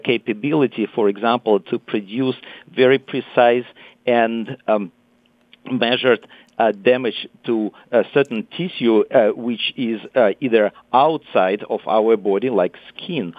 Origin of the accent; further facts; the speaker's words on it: Moscow, Russia; moved away as an adult; also born or lived in Italy; now in California, United States; I was born and raised in Moscow